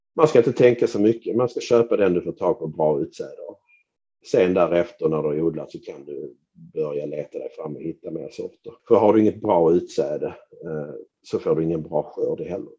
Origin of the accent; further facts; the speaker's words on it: Skåne, Sweden; för mig som skåning